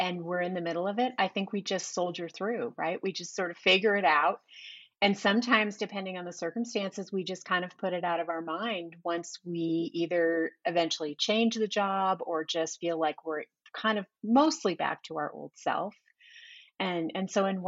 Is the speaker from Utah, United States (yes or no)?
no; San Jose, California, United States; moved away as an adult; also born or lived in Portland; now in Sacramento, United States; I grew up in San Jose